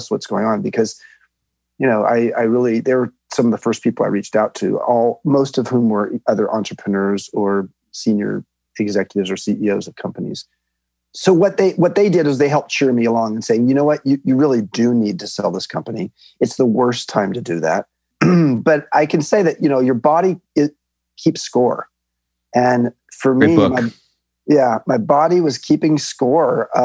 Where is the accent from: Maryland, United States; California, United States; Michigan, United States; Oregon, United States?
California, United States; Long Beach; I grew up in Long Beach, California